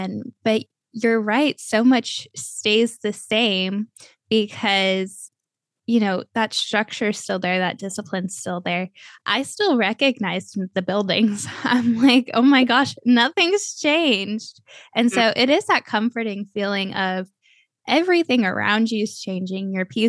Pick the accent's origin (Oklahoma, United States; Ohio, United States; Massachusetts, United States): Ohio, United States; Cleveland; born there; also born or lived in Texas / Florida; I was born in Cleveland. My most memorable years are in Texas. I've lived in Florida the longest.